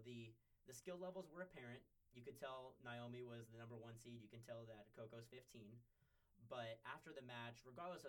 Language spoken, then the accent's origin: English; California, United States; moved away as an adult; now in Syracuse, United States; I was from California